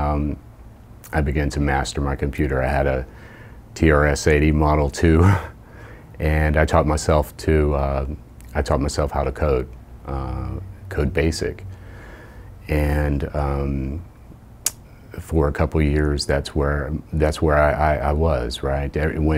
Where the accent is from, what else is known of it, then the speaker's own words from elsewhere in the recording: Jacksonville, Florida, United States; moved away as an adult; also born or lived in Indiana / Chicago; I was born and raised in Jacksonville, Florida